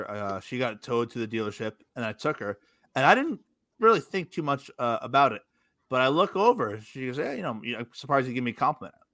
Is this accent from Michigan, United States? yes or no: no; New Jersey, United States; moved away; I grew up in New Jersey.